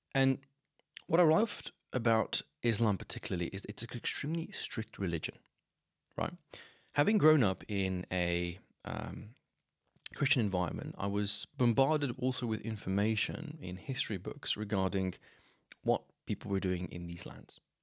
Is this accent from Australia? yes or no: no; Slovenia; I grew up in Slovenia. I still live here